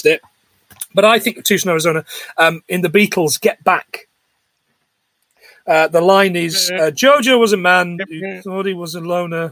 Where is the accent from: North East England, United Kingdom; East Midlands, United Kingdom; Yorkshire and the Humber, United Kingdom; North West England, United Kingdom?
East Midlands, United Kingdom; Nottingham; also born or lived in Yorkshire; where I grew up in the Midlands, we had a little place called the American Adventure Theme Park